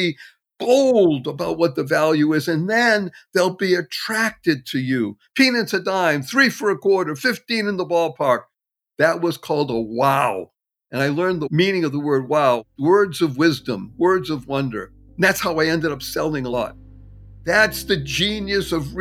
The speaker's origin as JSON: {"language": "English", "town": "Brookline", "region": "Massachusetts", "country": "United States", "tie": "born or raised there", "also_born_or_lived": "Dorchester, Boston", "said": "I grew up in a wonderful town adjacent called Brookline."}